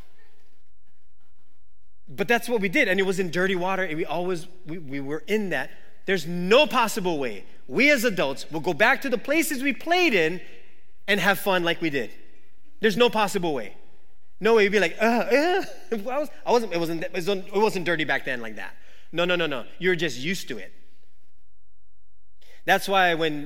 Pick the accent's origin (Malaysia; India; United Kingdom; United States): United States; Waimanalo, Hawaii; I grew up in Wamanalo